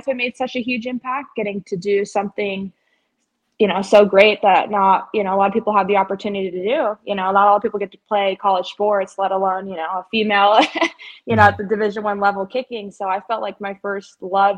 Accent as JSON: {"language": "English", "town": "Ventura", "region": "California", "country": "United States", "tie": "born or raised there", "moved": "as an adult", "lives_now": "Jackson, United States", "said": "I'm from Ventura, California. I went to St. Bonaventure High School"}